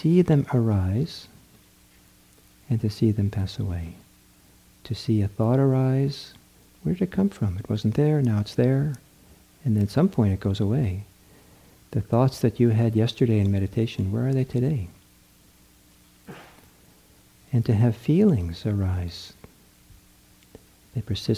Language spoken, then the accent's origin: English; Norway; moved away; back in the country I was born in Norway